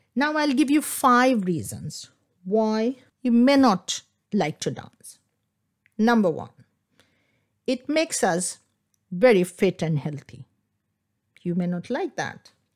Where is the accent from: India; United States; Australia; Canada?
India; Kolkata, West Bengal; first language Bengali; English is a second language; moved away as an adult; now in England; I grew up in Calcutta, in Bengal